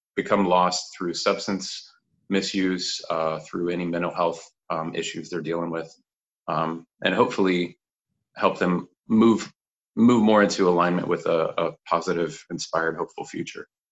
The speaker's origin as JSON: {"language": "English", "region": "Kansas", "country": "United States", "tie": "born or raised there", "also_born_or_lived": "Fort Worth, Texas / Colorado", "moved": "yes", "said": "born and raised in Kansas, pretty much. Actually, born in, in Fort Worth, Texas"}